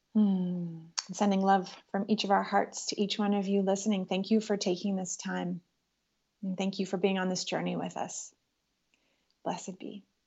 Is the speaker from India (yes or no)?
no; Ottawa, Ontario, Canada; moved away as an adult; also born or lived in Los Angeles; I was raised in Ottawa, Canada